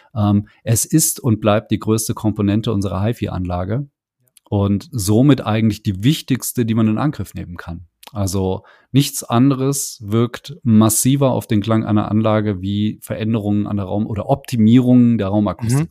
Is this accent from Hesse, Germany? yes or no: yes; Hesse, Germany; bei uns in Hessen